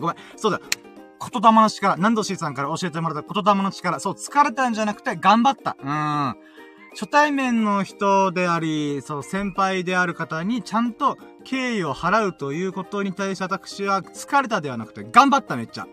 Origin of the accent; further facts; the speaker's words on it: Okinawa, Japan; 僕沖縄に住んでん